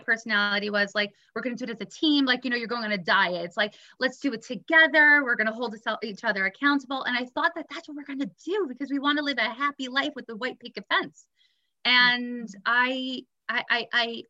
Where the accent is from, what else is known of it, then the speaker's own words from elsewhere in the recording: New York City, New York, United States; also born or lived in Israel; I went to a great all-girls school growing up in Brooklyn